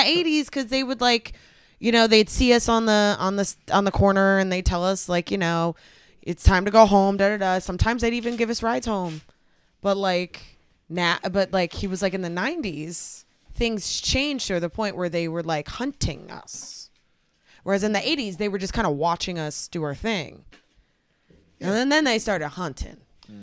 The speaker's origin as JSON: {"language": "English", "area": "the Bay Area", "region": "California", "country": "United States", "tie": "born or raised there", "also_born_or_lived": "Texas", "said": "Growing up in the Bay Area it was mostly like Hispanics"}